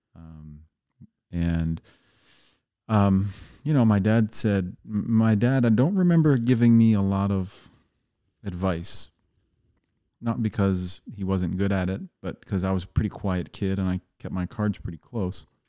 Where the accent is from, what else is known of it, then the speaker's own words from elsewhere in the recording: Coatesville, Pennsylvania, United States; moved away; also born or lived in Downingtown; I grew up outside of Philadelphia in Coatesville, P A, Downingtown